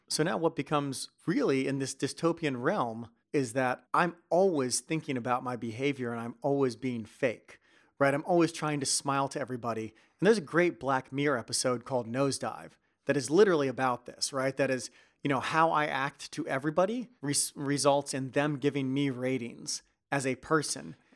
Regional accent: United States; moved away as an adult; now in Netherlands; being an American and moving over to Netherlands

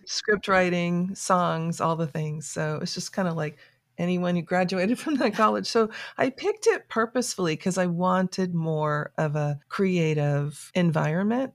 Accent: South Florida, United States; moved away as an adult; also born or lived in New York City; now in Atlanta, United States; I was raised in South Florida

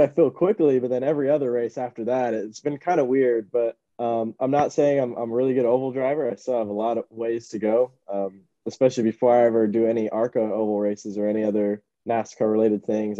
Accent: Miami, Florida, United States; so I grew up in Miami, so uh, definitely mostly predominantly Hispanic

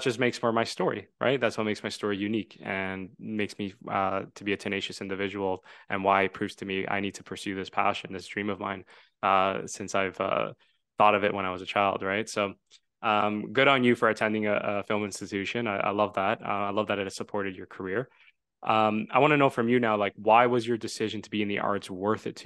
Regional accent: suburbs of Toronto, Ontario, Canada; I am from the suburbs and just outside of Toronto. And Toronto is a big, diverse city, and it's a considered a filmmaking hub for entertainment. And you know, growing up in the suburbs

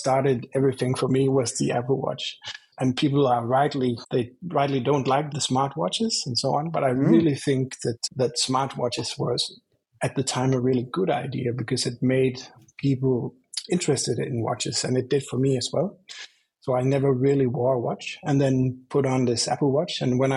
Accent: Denmark; also born or lived in Randers, Denmark; I'm from Scandinavia

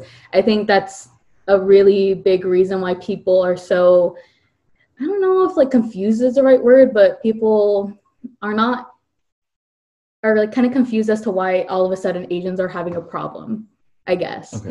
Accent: California, United States; also born or lived in Virginia; I grew up in Virginia at first, and then when I was like nine, I moved to California

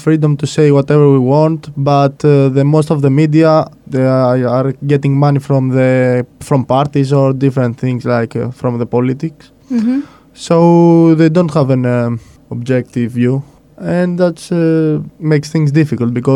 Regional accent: Greece; I am Greek, but I am also Italian too. My mother is Italian, my father is Greek.

